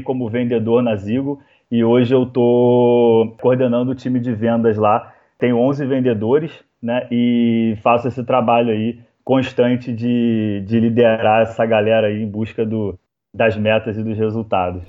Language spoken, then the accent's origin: Portuguese; Rio de Janeiro, Brazil; now in Florianópolis, Brazil; Eu sou carioca